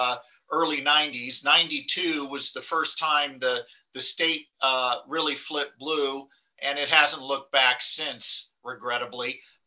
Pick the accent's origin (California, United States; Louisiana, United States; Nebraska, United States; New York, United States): California, United States; Granada Hills; Southern Cal, Granada Hills.